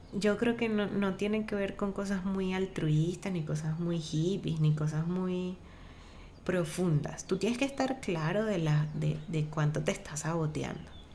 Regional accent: Venezuela; moved away; como venezolanos

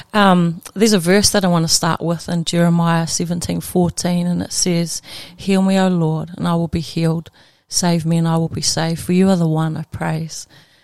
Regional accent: Gisborne, New Zealand; Ko Ngāti Porou te iwi, the tribe that I belong to, is Ngāti Porou, no te Tairawhiti ahau. I'm from Gisborne in New Zealand.

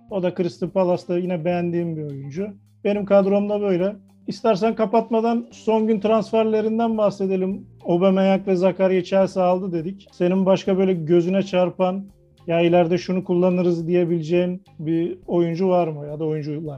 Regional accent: Kocaeli, Turkey; ben Kocaeli'liyim

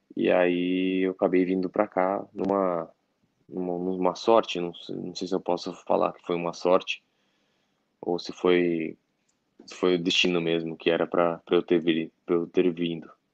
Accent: Assis, São Paulo, Brazil; moved away as an adult; nasci em Assis, eu nasci no interior de São Paulo, eu aí eu mudei para São Paulo em 2001

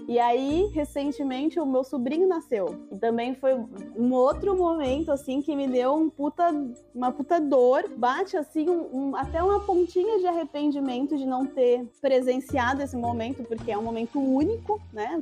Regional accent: Brazil; moved away as an adult; Eu, eu saí do Brasil

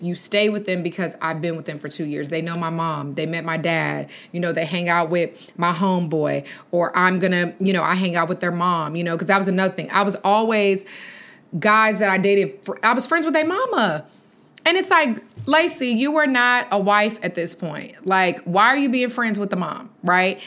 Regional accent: Texas, United States; accent: country; I'm from Texas and I do have a little bit of accent, I guess, because playing it back, I did sound real country

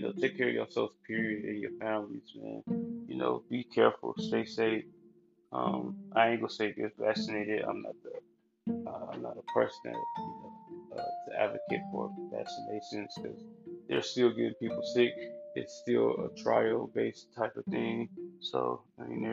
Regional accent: Cleveland, Ohio, United States; also born or lived in Columbus, Ohio; I recently moved back to Cleveland like a couple months ago. I was in Columbus like last year and partly this year, but you know, things happen. You know, I miss my hometown

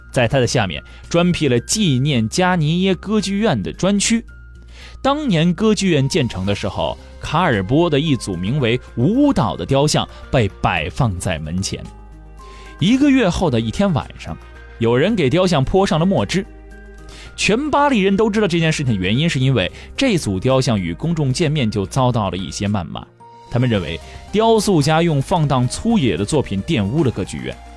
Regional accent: China; 我们中国人比较缺乏这种宗教感

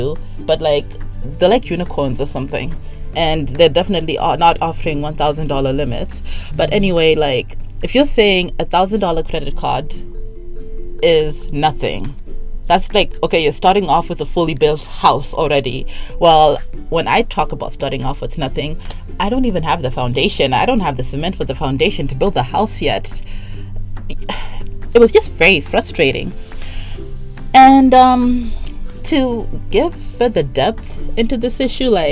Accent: Zimbabwe; I'm from Zimbabwe, which is like the third world country of third world countries

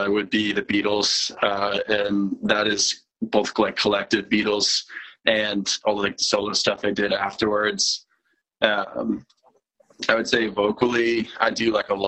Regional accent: Tampa, Florida, United States; moved away as an adult; now in Philadelphia, United States; I am from the Tampa area, but I moved to Philadelphia not too long ago

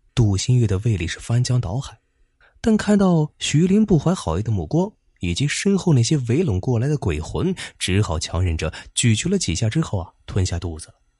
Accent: Zibo, Shandong, China; 我们淄博这边

